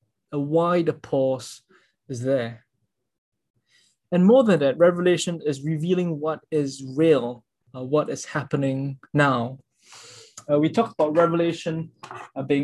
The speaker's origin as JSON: {"language": "English", "country": "Singapore", "said": "I'm a Singaporean"}